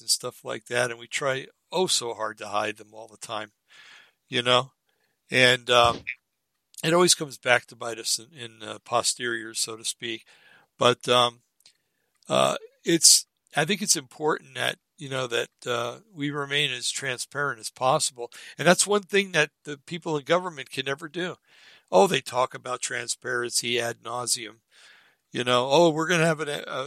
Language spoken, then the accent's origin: English; Bergen County, New Jersey, United States; I grew up in Bergen County, New Jersey, where you always had to watch your back